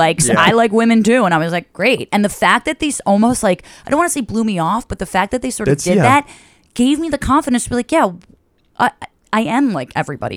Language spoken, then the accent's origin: English; a suburb of New Jersey, United States; moved away as an adult; now in New York City, United States; I grew up in the Northeast. I'm from a suburb of New Jersey, like super close, 12 miles from here.